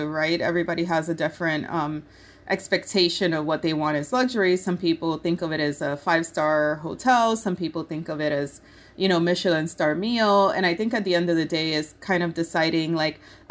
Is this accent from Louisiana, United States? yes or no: no; Rochester, New York, United States; also born or lived in Puerto Rico; I grew up in Rochester, New York, I went to high school there.